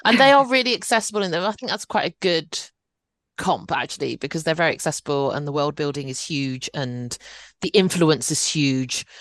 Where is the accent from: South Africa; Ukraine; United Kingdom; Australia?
United Kingdom; I'm I'm British born Chinese